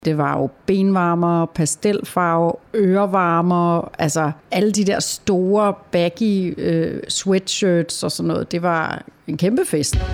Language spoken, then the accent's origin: Danish; Taastrup, Capital Region of Denmark, Denmark; Hjemme hos mig i Tostrup, hvor jeg er vokset op med min mor, far og søster